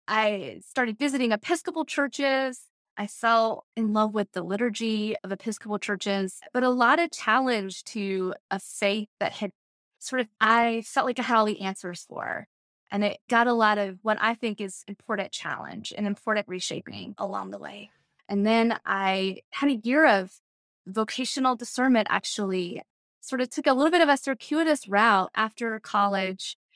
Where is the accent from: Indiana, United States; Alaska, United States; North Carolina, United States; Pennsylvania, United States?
North Carolina, United States; Morganton; moved away; also born or lived in Bethel, North Carolina; I grew up in Morganton in what we call the foothills of North Carolina